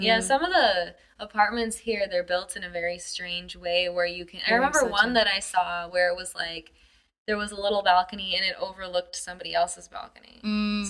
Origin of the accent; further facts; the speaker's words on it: United States; moved away as an adult; now in China; as an American